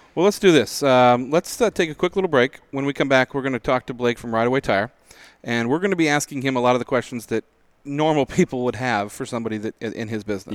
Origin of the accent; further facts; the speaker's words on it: Spokane, Washington, United States; growing up in Spokane, we had studded snow tires